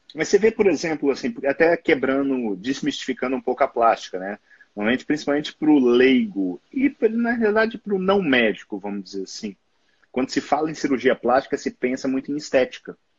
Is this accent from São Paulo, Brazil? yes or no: no; Belo Horizonte, Minas Gerais, Brazil; Eu sou clínico geral e nefrologista aqui de Belo Horizonte, sou mineiro